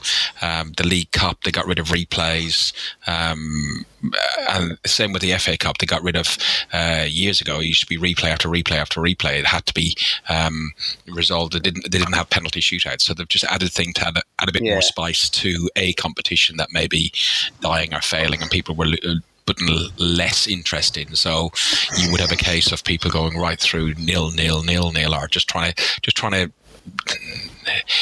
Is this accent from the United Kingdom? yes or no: no; Ireland; I'm Irish